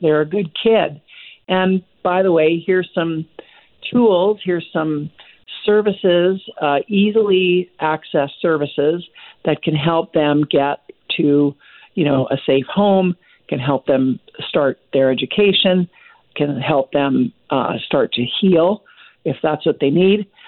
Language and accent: English; Vancouver, British Columbia, Canada; I grew up in Vancouver